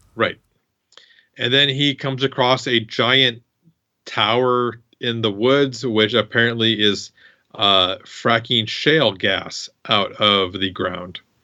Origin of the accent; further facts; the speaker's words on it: Iowa, United States; I'm from Iowa